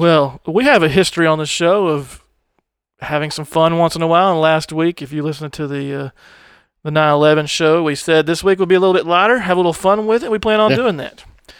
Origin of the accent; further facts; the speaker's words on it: Arkansas, United States; I'm from Arkansas.